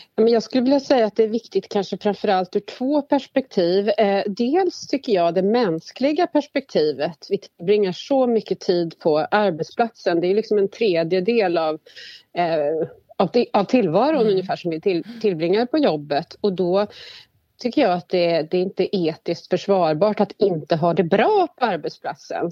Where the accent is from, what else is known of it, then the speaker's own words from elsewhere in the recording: Värmland, Sweden; moved away as an adult; now in Stockholm, Sweden; jag kommer ursprungligen från Värmland men har bott hela mitt vuxna liv i Stockholm